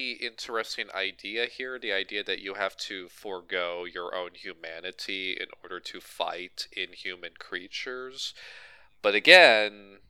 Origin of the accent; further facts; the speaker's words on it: New Jersey, United States; I'm from Jersey and I use a shotgun, you know.